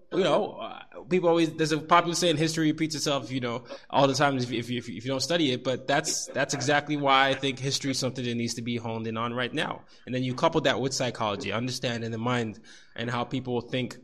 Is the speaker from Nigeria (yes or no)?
yes; Nigeria; moved away; I'm a Nigerian who happens to be here and has traveled a little bit